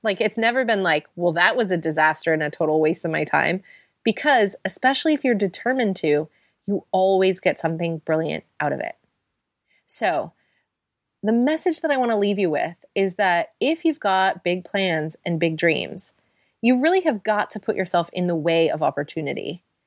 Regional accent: United States; now in London, United Kingdom; We both live in London, we're both American

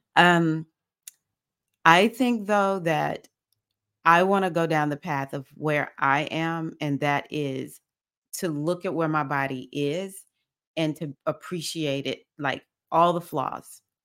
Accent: United States; I'm African American

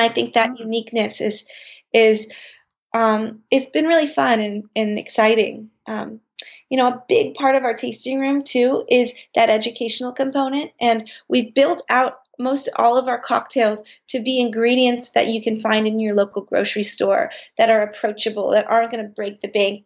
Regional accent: Bay Area, Marin County, California, United States; we grew up in the Bay Area and in Marin County

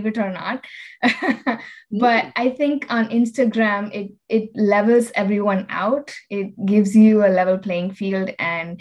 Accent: Chennai, Tamil Nadu, India; moved away as an adult; now in Delaware, United States; I'm originally from India, from a city called Chennai. So I'm a city girl. I grew up there

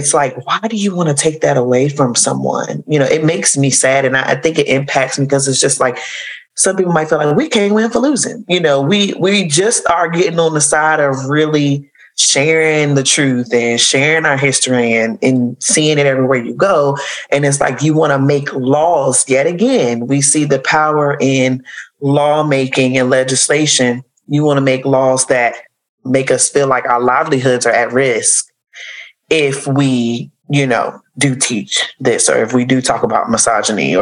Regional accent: southern Virginia, United States; growing up in the South, the southern part of Virginia

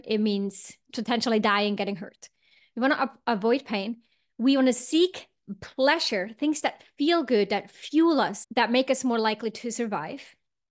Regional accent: Switzerland; I grew up in Switzerland and we would always hike and make a fire and put some sausage on top or whatever we would do.

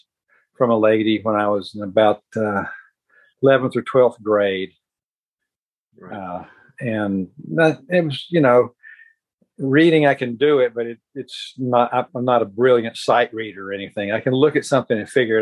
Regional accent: Statesville, North Carolina, United States; I grew up in Statesville, North Carolina

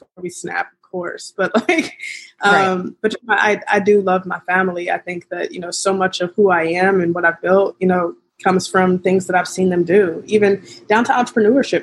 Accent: Kansas City, Missouri, United States; we're from Kansas City

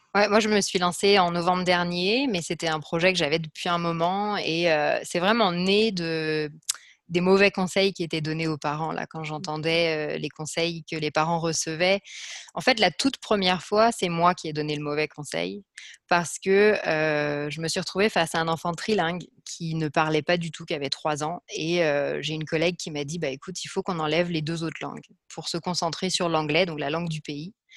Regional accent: France; moved away as an adult; also born or lived in Liège, Belgium / New York, United States; je suis française

